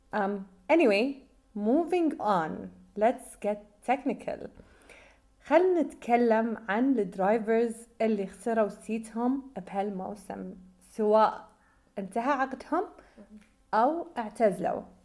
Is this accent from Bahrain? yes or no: yes; Bahrain; احنا من البحرين